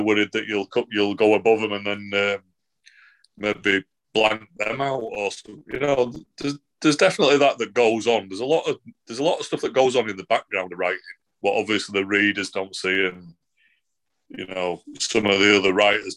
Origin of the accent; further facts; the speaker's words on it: Manchester, North West England, United Kingdom; now in near Leeds and York, United Kingdom; That's where I'm from originally and all my dad's family are from